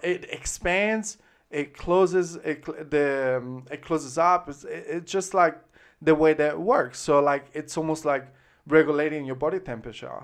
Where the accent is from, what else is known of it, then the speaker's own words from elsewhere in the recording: Florence, Tuscany, Italy; accent: Tuscan, Florentine; English is a second language; moved away as an adult; now in Brisbane, Australia; I grew up in Italy